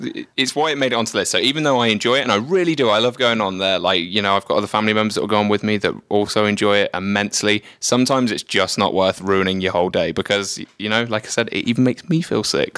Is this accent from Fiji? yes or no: no; England, United Kingdom; moved away; I grew up in England, in the United Kingdom.